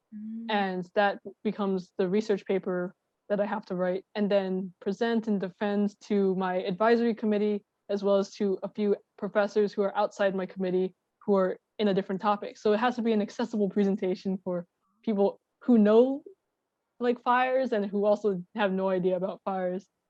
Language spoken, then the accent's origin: English; Long Island, New York, United States; I'm from Long Island and my family is on Long Island